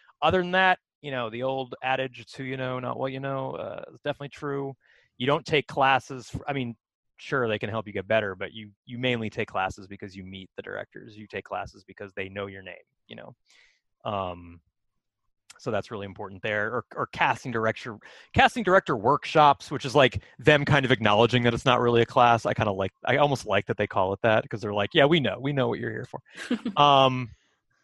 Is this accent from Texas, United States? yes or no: no; Philadelphia, Pennsylvania, United States; born there; Oh, I was born in Philadelphia.